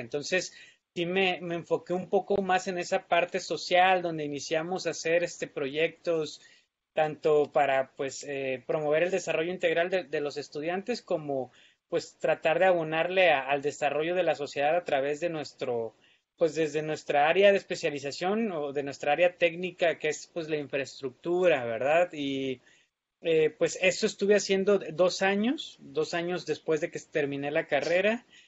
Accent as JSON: {"language": "Spanish", "region": "Colima", "country": "Mexico", "tie": "born or raised there", "said": "yo soy originario de Colima, entonces estudié en la Universidad de Colima"}